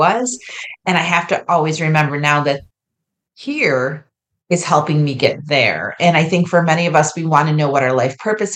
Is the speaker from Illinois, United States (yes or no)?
no; New York, United States; moved away as an adult; now in Ohio, United States; I grew up in New York